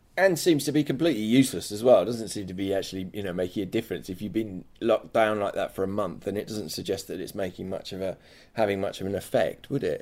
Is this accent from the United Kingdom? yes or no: yes; England, United Kingdom; accent: English; my English accent